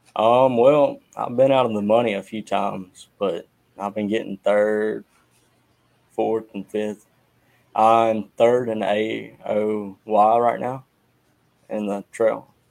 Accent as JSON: {"language": "English", "town": "Purvis", "region": "Mississippi", "country": "United States", "said": "I'm from Purvis, Mississippi"}